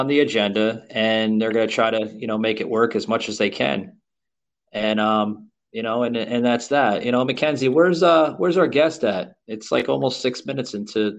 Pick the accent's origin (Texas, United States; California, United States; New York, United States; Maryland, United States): New York, United States; New York City; moved away as an adult; now in Florida, United States; I was born and raised in Queens, New York